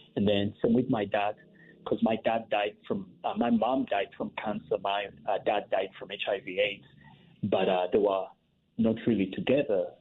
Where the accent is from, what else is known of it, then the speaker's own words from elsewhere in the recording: Uganda; growing up in Uganda